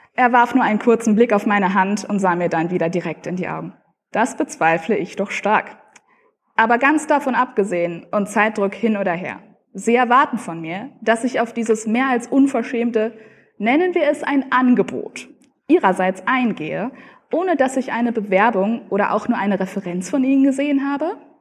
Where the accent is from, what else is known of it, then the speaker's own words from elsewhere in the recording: near Münster, North Rhine-Westphalia, Germany; ich komme aus der Nähe von Münster